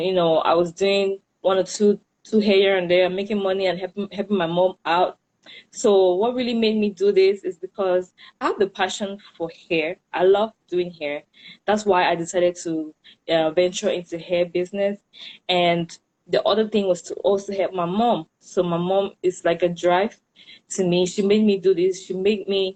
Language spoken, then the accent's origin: English; Cameroon; moved away as an adult; now in United States; I'm from Cameroon.